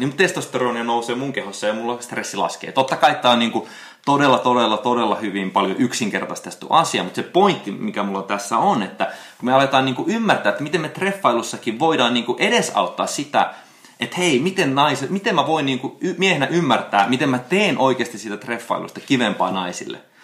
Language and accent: Finnish; Finland; moved away; also born or lived in United States; silloin kun mä tulin Suomeen joku seitsemän vuotta sitten, niin mä aloitin niin kuin tanssikoulun kehittämisellä ja mun suomen kielen taidot ei ollut enää niin hyvä. Mä olin 12 vuotta ollut Jenkessä enkä muistanut hirveästi, miten suomen kieltä enää